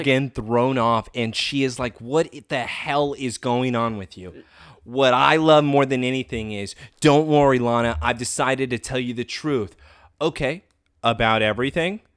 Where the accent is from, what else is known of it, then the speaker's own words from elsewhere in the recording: Kansas, United States; I grew up in Kansas.